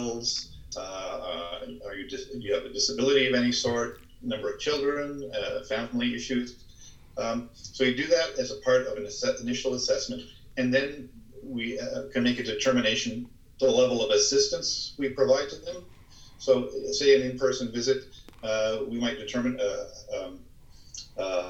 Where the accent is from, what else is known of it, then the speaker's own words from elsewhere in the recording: Ottawa Valley, Ontario, Canada; moved away as an adult; also born or lived in Hamilton, Ontario; now in Toronto, Canada; my father moved us up to the Ottawa Valley